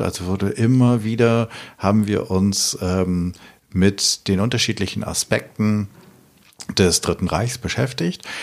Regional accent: Hameln, Lower Saxony, Germany; ich komme gebürtig aus Hameln äh, im Weserbergland

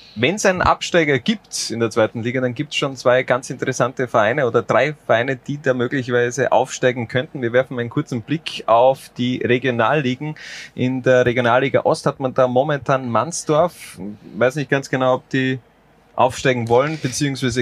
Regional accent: a village in Styria, Austria; Ich komme direkt aus dem Wald, wenn man ehrlich ist, äh, aus einem Dorf in der Steiermark

